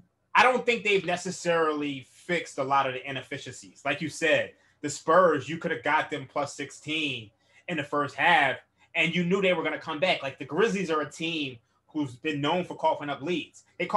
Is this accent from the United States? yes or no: yes; Philadelphia, Pennsylvania, United States; I'm from Philadelphia.